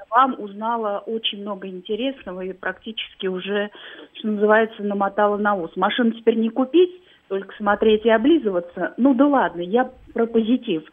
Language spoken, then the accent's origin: Russian; Moscow, Russia; Я коренная москвичка, да, я всю жизнь здесь живу, и выросла в Сокольниках